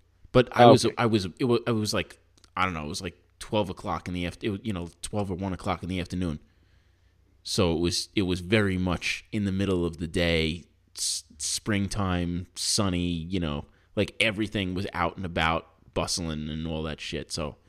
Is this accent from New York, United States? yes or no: yes; New York, United States; moved away; I'm from New York.